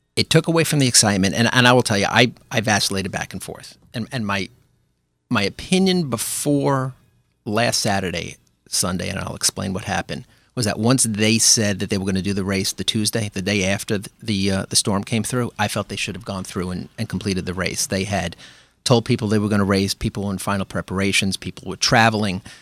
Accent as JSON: {"language": "English", "town": "New York City", "region": "New York", "country": "United States", "tie": "born or raised there", "also_born_or_lived": "Park Slope", "moved": "as an adult", "lives_now": "New Rochelle, United States", "said": "I grew up in Brooklyn. I grew up in Flatbush"}